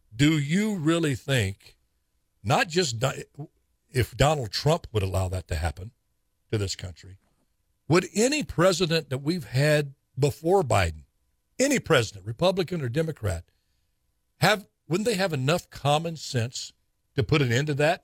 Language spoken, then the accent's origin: English; Tulare, California, United States; I grew up out in Tulare